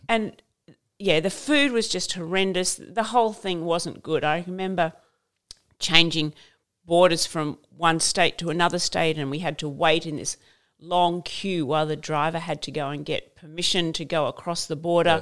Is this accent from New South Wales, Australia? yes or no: no; Queensland, Australia; I grew up in Queensland, so we had stumps